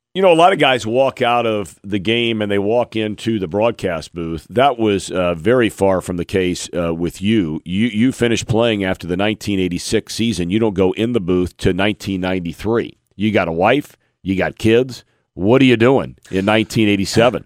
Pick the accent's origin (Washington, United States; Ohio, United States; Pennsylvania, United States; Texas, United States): Ohio, United States; Cincinnati; As a kid myself growing up in Cincinnati